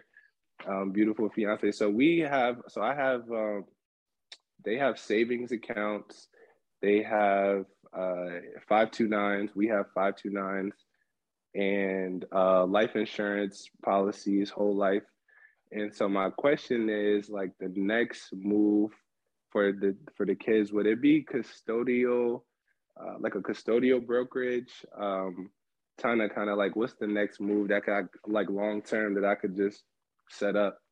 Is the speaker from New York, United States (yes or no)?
yes; White Plains, New York, United States; also born or lived in Greenburgh, New York; now in Atlanta, United States; White Plains and Greenberg, because that's where I grew up